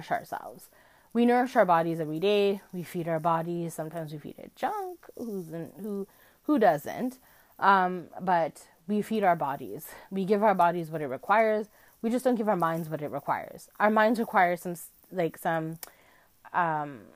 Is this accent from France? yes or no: no; Canada; I live in Canada, and as a Canadian